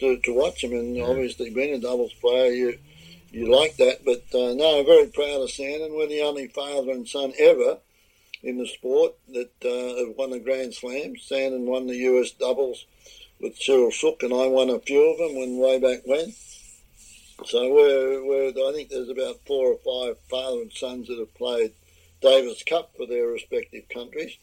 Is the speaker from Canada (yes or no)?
no; Australia; moved away as an adult; now in Florida, United States; So I'd go home to Australia tomorrow. I'm still Australian more than most Australians. I think I'm Australian through and through, and the green and gold.